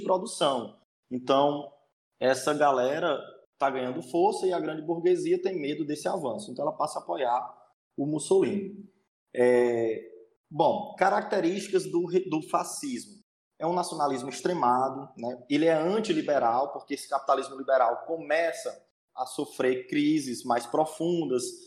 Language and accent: Portuguese; interior of Ceará, Brazil; sou do interior do Ceará, é, do capítulo Cidade de Iguatu